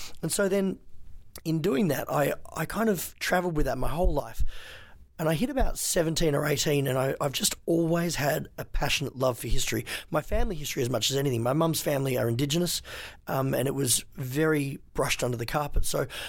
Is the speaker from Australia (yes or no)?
no; Hong Kong; also born or lived in China; I was raised in Hong Kong and China. My parents brought us up there as missionaries